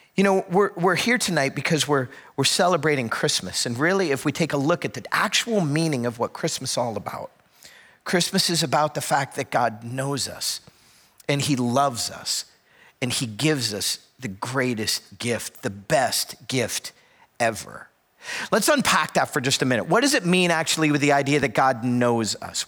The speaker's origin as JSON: {"language": "English", "region": "South Florida", "country": "United States", "tie": "born or raised there", "moved": "yes", "said": "I grew up in South Florida"}